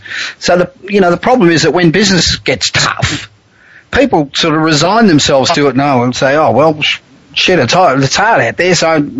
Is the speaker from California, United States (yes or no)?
yes; Los Angeles, California, United States; my hometown of Los Angeles